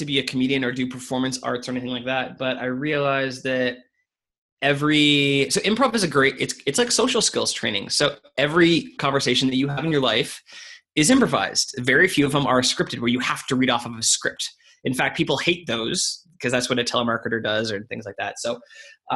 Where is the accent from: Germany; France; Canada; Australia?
Canada; moved away as an adult; also born or lived in United Kingdom; I'm Canadian. I lived in the UK for 3 years